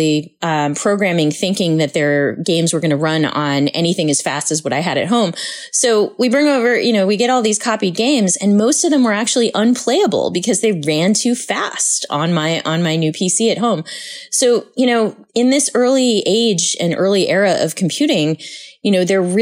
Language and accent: English; Boston, Massachusetts, United States; I grew up with in Boston